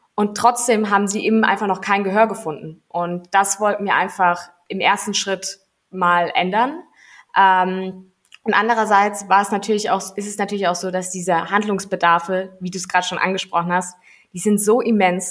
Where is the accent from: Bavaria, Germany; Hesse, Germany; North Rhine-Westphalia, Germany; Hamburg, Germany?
Hesse, Germany; Heppenheim; ich bin in, in Heppenheim groß geworden.